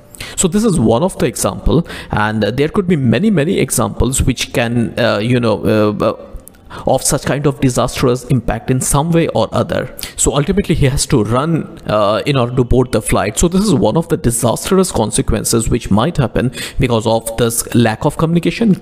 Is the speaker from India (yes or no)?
yes; India; as an Indian